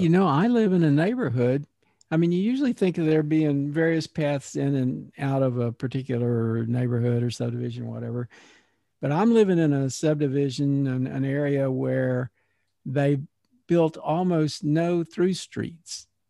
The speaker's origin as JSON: {"language": "English", "region": "Texas", "country": "United States", "tie": "born or raised there", "moved": "yes", "said": "I have lived away from Texas, and I have, like, uprooted from my hometown where I had pretty deep roots"}